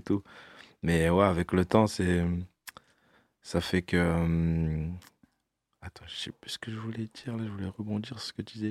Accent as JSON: {"language": "French", "town": "Orléans", "region": "Centre-Val de Loire", "country": "France", "tie": "born or raised there", "also_born_or_lived": "Bordeaux", "moved": "as an adult", "lives_now": "Paris, France", "said": "j'ai quitté Orléans, je suis parti à Bordeaux"}